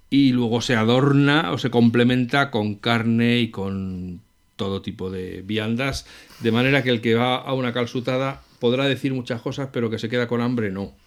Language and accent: Spanish; Madrid, Community of Madrid, Spain; yo soy de Madrid